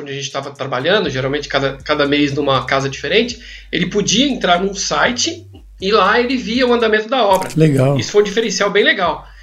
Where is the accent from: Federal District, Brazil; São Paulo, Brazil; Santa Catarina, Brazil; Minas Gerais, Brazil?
São Paulo, Brazil; Zona Leste; Minha quebrada? Zona Leste.